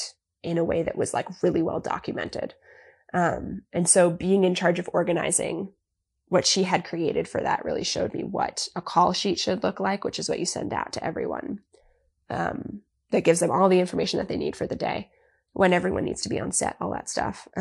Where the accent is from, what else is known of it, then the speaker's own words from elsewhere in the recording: Long Island, New York, United States; can you tell I'm from Long Island? I say Florida instead of Florida